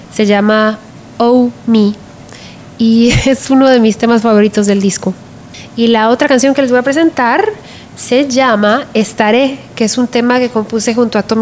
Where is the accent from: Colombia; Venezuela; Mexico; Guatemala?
Guatemala; now in United States; que hablan de mi experiencia, de cómo vine yo desde Guatemala, aquí, a Estados Unidos y todo lo que estoy viendo alrededor mío.